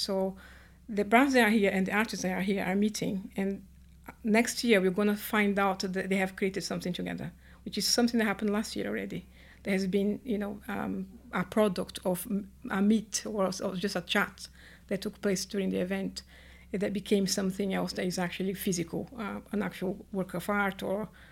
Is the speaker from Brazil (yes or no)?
yes; Brazil; moved away as an adult; now in United Kingdom; I was born in Brazil, raised in Brazil, and my mom was Italian, my dad Portuguese, and then I've been in the UK for 20 years.